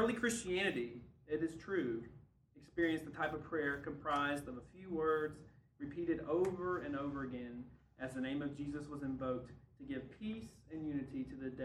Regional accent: Alabama, United States; accent: Alabama; my Alabama accent

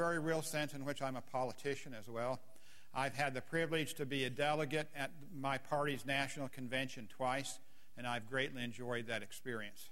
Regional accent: Colorado, United States; now in Waco, United States; my home and growing up in Colorado

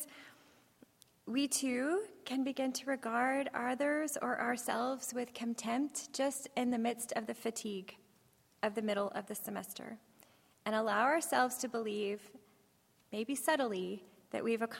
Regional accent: Texas, United States; I'm from Texas, so the accent, you know, it happens

